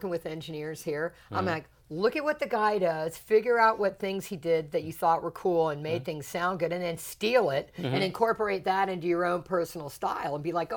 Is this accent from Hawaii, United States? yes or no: no; Charleston, South Carolina, United States; I'm from Charleston, South Carolina